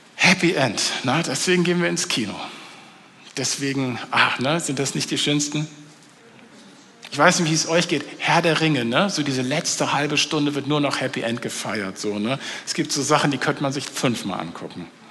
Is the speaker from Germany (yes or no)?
yes; North Frisia, Schleswig-Holstein, Germany; Ich komme aus Nordfriesland, also ich komme von der dänischen Grenze.